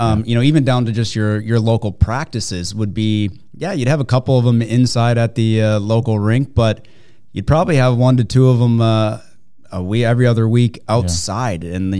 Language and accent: English; Minnesota, United States; growing up in Minnesota